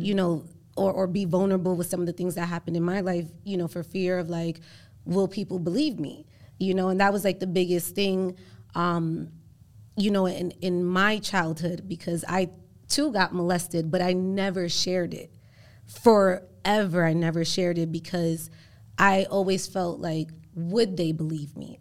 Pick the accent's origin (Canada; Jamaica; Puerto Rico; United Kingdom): Puerto Rico; first language Spanish; English is a second language; also born or lived in Spanish Harlem, New York; now in New York, United States; I was born in Puerto Rico, but when I moved here, you know, to, I, I moved to Spanish Harlem, I didn't know any, um, English at all.